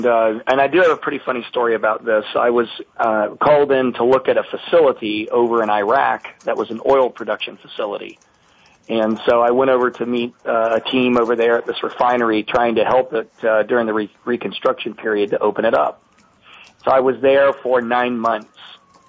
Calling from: Cincinnati, Ohio, United States; I'm calling you from the tool and die capital of the United States, Cincinnati, Ohio. And it's 11:20. I'm in the Eastern time zone.

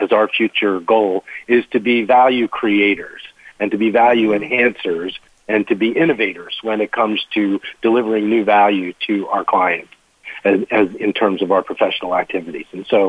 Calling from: Washington, District of Columbia, United States; I am in Washington, D.C., and I head up our Colliers Internati

